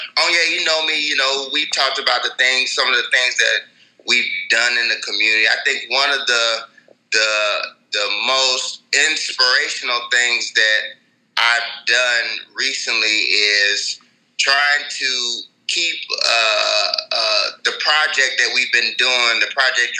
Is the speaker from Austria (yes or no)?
no; Nigeria; You know, I'm a Nigerian, but I'm also an African-American.